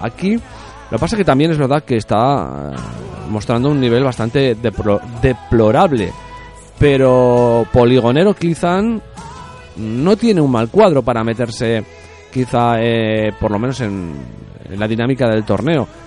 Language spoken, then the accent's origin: Spanish; Spain; soy español